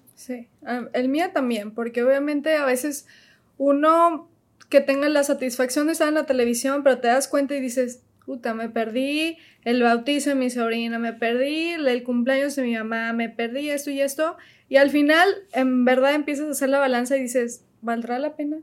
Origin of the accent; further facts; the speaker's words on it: León, Guanajuato, Mexico; moved away as an adult; also born or lived in Mexico City; now in United States; Trabajé desde León, porque ahí crecí, eh, en León, Guanajuato